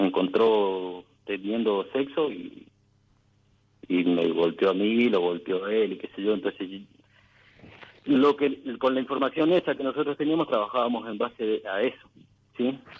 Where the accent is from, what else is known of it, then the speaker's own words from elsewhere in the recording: Mendoza, Argentina; Soy de Mendoza